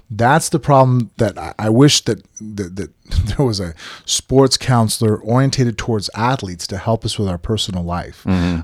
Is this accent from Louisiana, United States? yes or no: no; Las Vegas, Nevada, United States; I was born and raised in Vegas